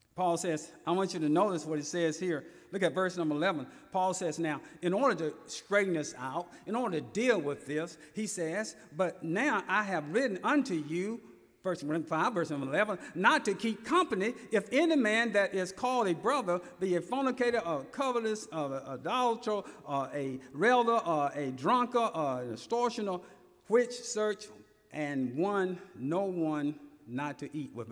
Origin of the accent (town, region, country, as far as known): Elberton, Georgia, United States; born or raised there